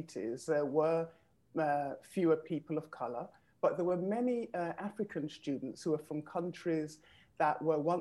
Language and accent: English; London, United Kingdom; moved away as an adult; now in Moscow, Russia; I was born and raised in London, England, of Caribbean heritage, Grenada, to be precise